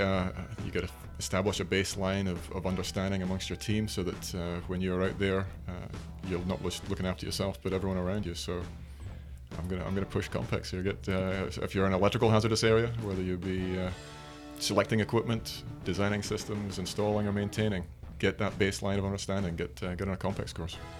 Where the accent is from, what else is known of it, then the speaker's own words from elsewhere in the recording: Aberdeen, Scotland, United Kingdom; moved away; we're both from Aberdeen, in Scotland. My, the, the, the, uh, Piper Alpha Memorial Gardens are, are about two miles from my parents' home